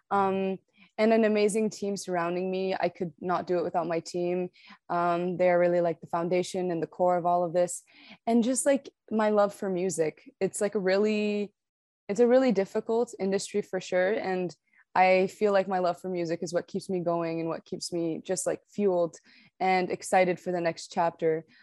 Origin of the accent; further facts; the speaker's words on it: Canada; also born or lived in Morocco; Yeah, so I was born in Morocco, um, but I moved to Canada at a very young age. But nonetheless, I still grew up in a very Moroccan household because both my parents were Moroccan. And I spoke Arabic at home and French at home.